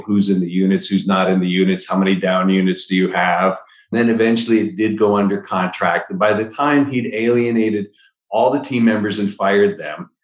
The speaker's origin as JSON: {"language": "English", "town": "Niagara Falls", "region": "Ontario", "country": "Canada", "moved": "yes", "said": "I'm from Niagara Falls, Canada originally"}